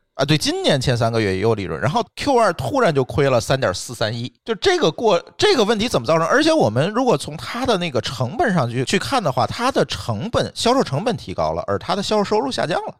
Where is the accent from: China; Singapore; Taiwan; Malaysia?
China; 我们中国人